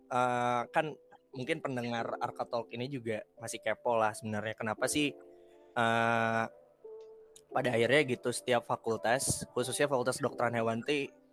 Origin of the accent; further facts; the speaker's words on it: Bandung, West Java, Indonesia; Uh, aku asalnya dari Bandung.